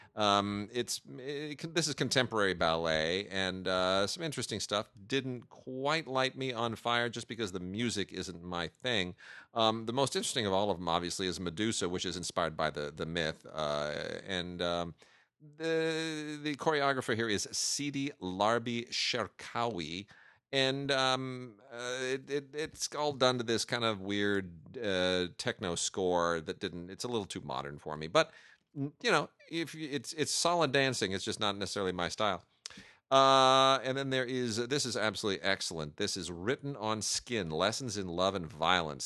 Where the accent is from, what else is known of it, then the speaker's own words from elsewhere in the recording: California, United States; I'm born and raised in California